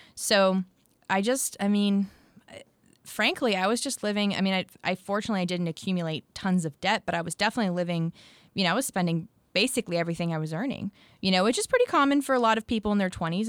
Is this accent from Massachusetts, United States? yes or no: yes; near Boston, Massachusetts, United States; moved away as an adult; now in Nashville, United States; grew up near Boston